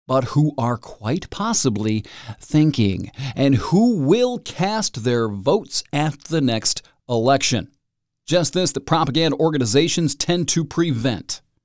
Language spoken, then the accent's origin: English; Michigan, United States; here in my home state